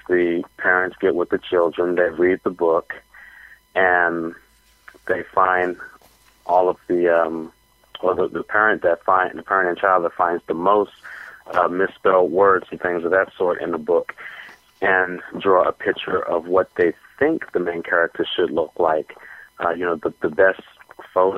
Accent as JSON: {"language": "English", "town": "Washington", "region": "District of Columbia", "country": "United States", "tie": "born or raised there", "said": "I was born in Washington, D.C., and I came up in the public school system"}